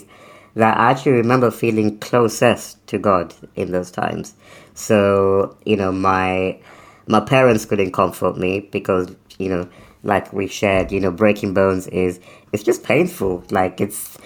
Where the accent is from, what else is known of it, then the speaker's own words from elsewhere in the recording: United Kingdom; also born or lived in Africa; we moved to the UK when I was quite young, so I was still under 10, maybe around 10